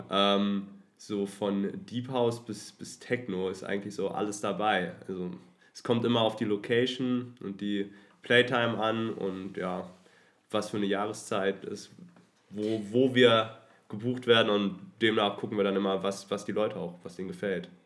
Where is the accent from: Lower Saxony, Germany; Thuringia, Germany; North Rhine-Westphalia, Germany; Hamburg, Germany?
Lower Saxony, Germany; Hanover; moved away as an adult; now in Berlin, Germany; mittlerweile wohnhaft in Berlin, ursprünglich mhm. aus Hannover